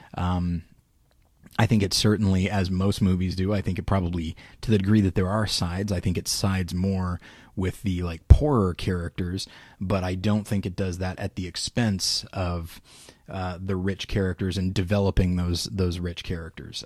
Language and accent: English; Taft, California, United States; my hometown of Taft, which is about forty minutes away from Bakersfield.